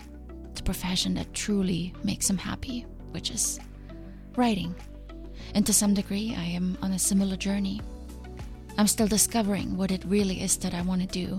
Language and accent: English; Germany; now in United States; I came from Germany.